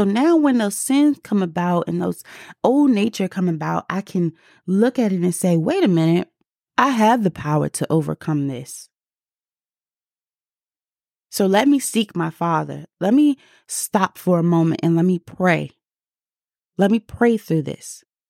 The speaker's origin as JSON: {"language": "English", "region": "District of Columbia", "country": "United States", "accent": "DC", "said": "Sorry, my DC accent came out just a little bit"}